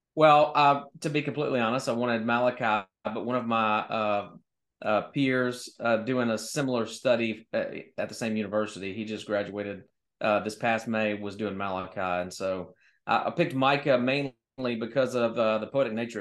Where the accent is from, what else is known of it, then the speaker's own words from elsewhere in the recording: Louisiana, United States; I love my home state, by the way. Louisiana's amazing